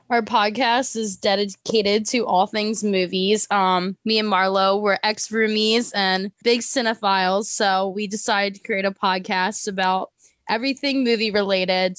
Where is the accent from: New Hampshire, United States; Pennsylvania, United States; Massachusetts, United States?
Pennsylvania, United States; Philadelphia; accent: Philly; my Philly accent